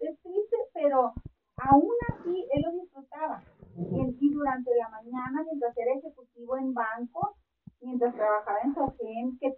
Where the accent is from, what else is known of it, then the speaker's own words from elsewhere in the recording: northern Mexico, Mexico; ajá, soy norteña.